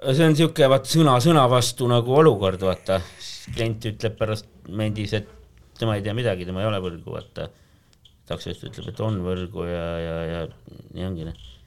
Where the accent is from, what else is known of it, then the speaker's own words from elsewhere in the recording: Tallinn, Harju County, Estonia; Tallinnas olen elanud